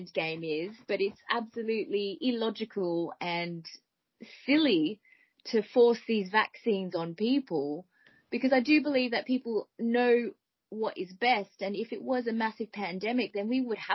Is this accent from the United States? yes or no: no; Melbourne, Victoria, Australia; now in United Kingdom; I am originally from Melbourne, Australia